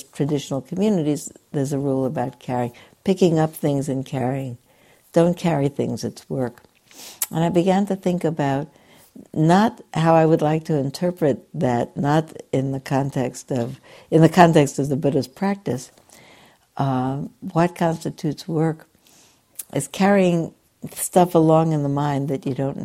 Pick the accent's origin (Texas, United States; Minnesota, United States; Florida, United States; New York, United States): New York, United States; New York City; I grew up in New York City where people had one or another Sabbath